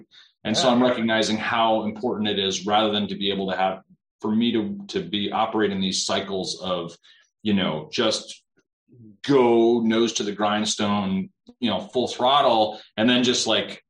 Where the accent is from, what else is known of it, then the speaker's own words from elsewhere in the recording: South Dakota, United States; I grew up in South Dakota